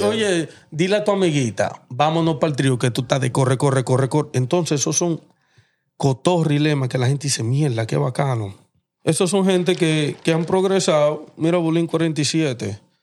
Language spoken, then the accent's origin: Spanish; Dominican Republic; yo soy dominicano